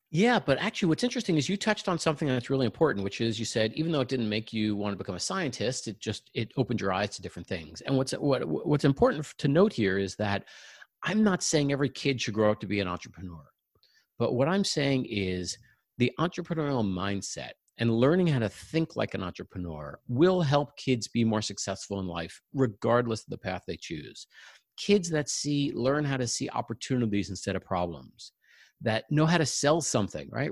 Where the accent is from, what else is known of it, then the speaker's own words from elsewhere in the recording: Long Island, New York, United States; moved away as an adult; now in Silicon Valley, United States; I grew up in New York, uh, on Long Island, and we're now living in Silicon Valley